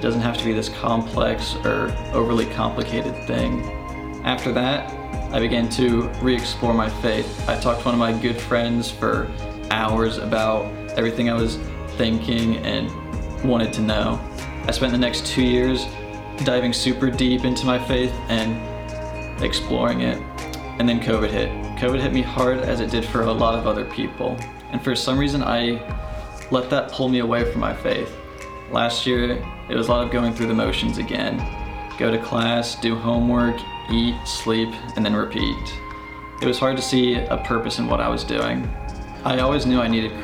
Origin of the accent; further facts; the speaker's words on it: Atlanta, Georgia, United States; I'm from Atlanta, Georgia